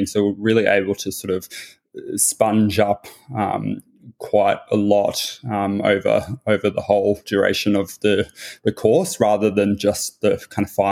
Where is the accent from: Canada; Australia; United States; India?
Australia; Griffith, New South Wales; moved away as an adult; also born or lived in United Kingdom; now in Sydney, Australia; I was born in Griffith in Australia, so a regional town, an agricultural town, about 7 hours inland by car from Sydney on the east coast of Australia